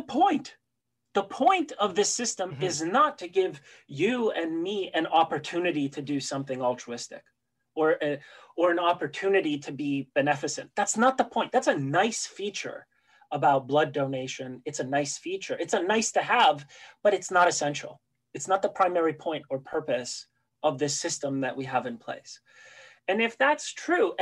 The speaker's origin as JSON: {"language": "English", "country": "Canada", "tie": "born or raised there", "also_born_or_lived": "Poland", "said": "I was born in Poland. But I did come to Canada when I was 9 years old"}